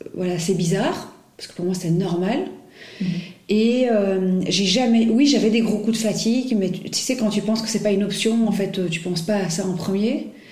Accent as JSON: {"language": "French", "country": "Belgium", "also_born_or_lived": "Paris / Brussels", "said": "je suis belge, j'habite à Bruxelles."}